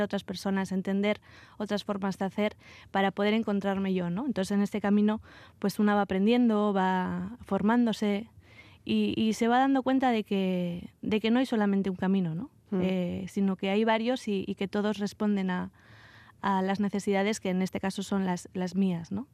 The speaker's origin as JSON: {"language": "Spanish", "town": "Vitoria-Gasteiz", "region": "Basque Country", "country": "Spain", "tie": "born or raised there", "moved": "as an adult", "said": "salí, salí de Vitoria eh, a los 18 años y hace poco regresé a, Álava"}